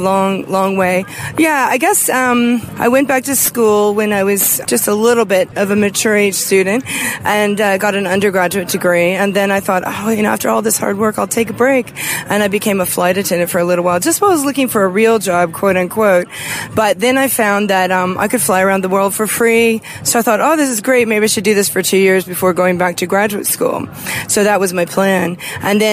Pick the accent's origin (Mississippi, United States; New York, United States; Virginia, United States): Virginia, United States; Charlottesville; moved away as an adult; also born or lived in Baltimore, Maryland; now in Australia; I grew up in Charlottesville, Virginia, and Baltimore, Maryland, primarily.